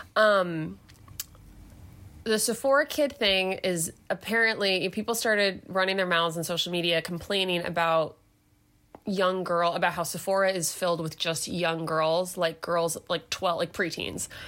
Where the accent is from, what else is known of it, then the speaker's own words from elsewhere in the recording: southeastern Michigan, United States; I was born and raised in southeastern Michigan